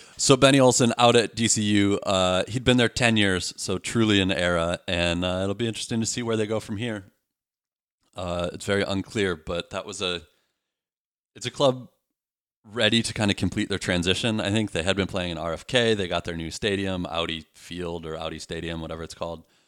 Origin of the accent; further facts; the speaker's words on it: Midwest, United States; now in Beaverton, United States; I'm from the Midwest